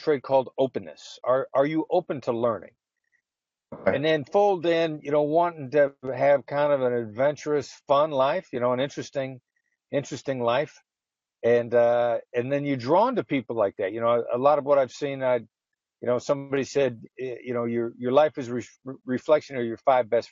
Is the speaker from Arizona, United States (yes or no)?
no; Iowa, United States; moved away; I grew up in Iowa. I'm a small town Midwestern guy, son of an entrepreneur